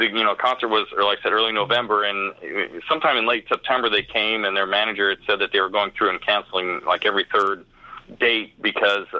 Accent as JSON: {"language": "English", "region": "Iowa", "country": "United States", "accent": "Iowan", "said": "It's my Iowan accent."}